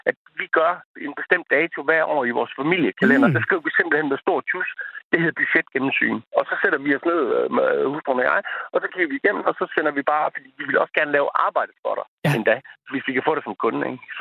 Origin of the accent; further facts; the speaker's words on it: Jutland, Denmark; jeg er også jyde på i hele mit DNA